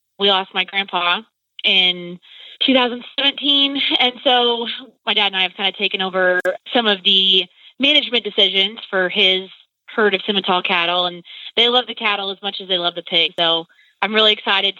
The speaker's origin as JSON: {"language": "English", "town": "Butler", "region": "Illinois", "country": "United States", "tie": "born or raised there", "said": "I am from Butler, Illinois"}